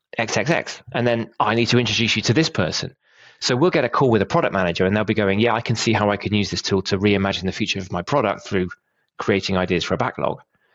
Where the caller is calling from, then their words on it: Bristol, South West England, United Kingdom; I'm joining you from slightly overcast Bristol, UK. It's a bit cold.